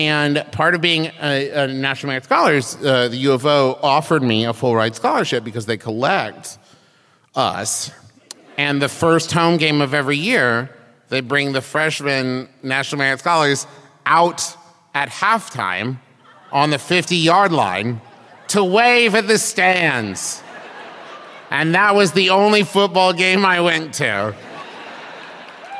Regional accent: Huntington, West Virginia, United States; moved away as an adult; also born or lived in Oklahoma / Ohio; I'm born and raised in West Virginia

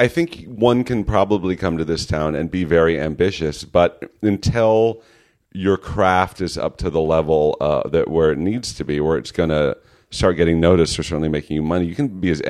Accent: California, United States; I'm from the Bay Area. I went to NYU and I got my BFA in acting and then I came here.

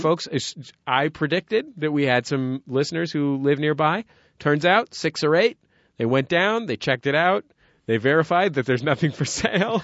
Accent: San Francisco, California, United States; now in Los Angeles, United States; I grew up in San Francisco's favela

